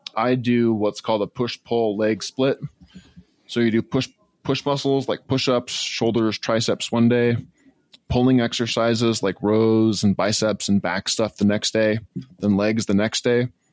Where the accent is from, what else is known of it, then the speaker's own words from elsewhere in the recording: Northwest Washington, United States; from Northwest Washington